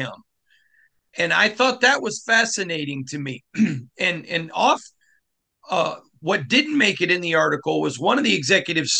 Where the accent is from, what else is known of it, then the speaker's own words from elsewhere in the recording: Michigan, United States; I grew up in Michigan